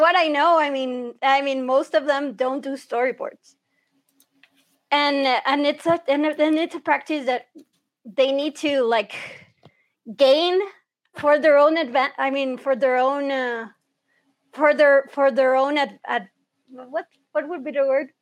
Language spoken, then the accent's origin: English; Honduras; also born or lived in Florida, United States / Texas, United States; I've grown up in Honduras almost my entire life because I came here when I think I was like around one or two years old